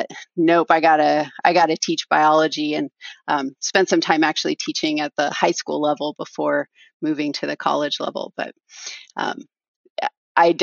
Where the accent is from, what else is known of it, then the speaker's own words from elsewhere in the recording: Southern Oregon, United States; I grew up in Southern Oregon, east of the Cascades.